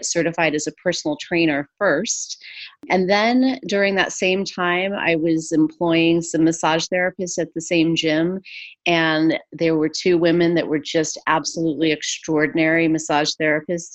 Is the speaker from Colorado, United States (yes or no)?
no; Santa Fe, New Mexico, United States; moved away as an adult; now in Los Angeles, United States; I grew up in Santa Fe, New Mexico